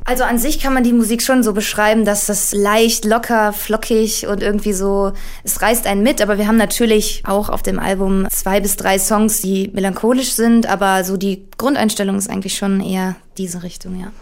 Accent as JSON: {"language": "German", "town": "Duisburg", "region": "North Rhine-Westphalia", "country": "Germany", "tie": "born or raised there", "said": "wir kommen alle aus Duisburg. Ähm, Alex und ich, der Gitarrist, äh, wir waren zusammen in einer Schule"}